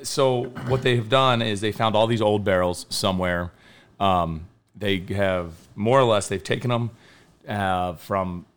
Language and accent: English; Kentucky, United States; I'm from Kentucky and every man drinks it there.